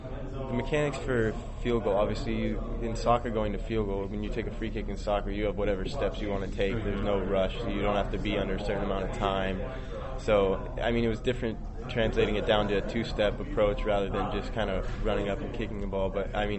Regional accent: California, United States

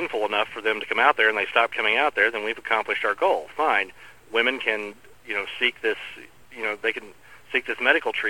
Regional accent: El Dorado, Kansas, United States; now in Wichita, United States; I grew up in El Dorado, which is a lot closer to Wichita than he grew up.

